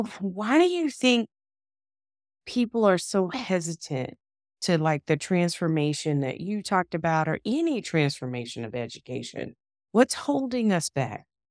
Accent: the South, United States; I'm from the South

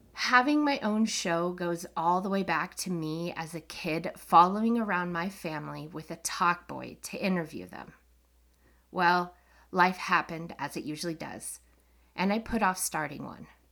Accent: Colorado, United States; I'm from Colorado, a state full of paranormal and U F O stories.

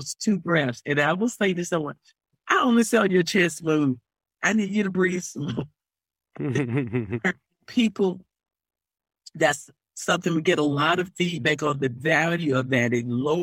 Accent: the South, United States; I'm from the South

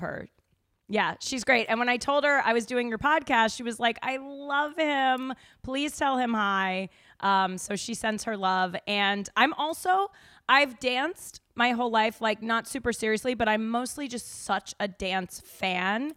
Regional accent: Denver, Colorado, United States; moved away; I'm from Denver

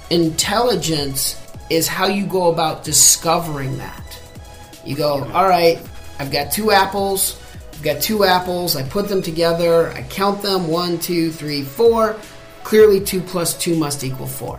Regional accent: United States; I'm American

